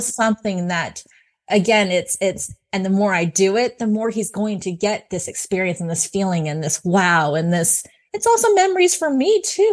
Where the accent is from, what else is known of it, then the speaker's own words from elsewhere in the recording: California, United States; moved away; I'm originally from California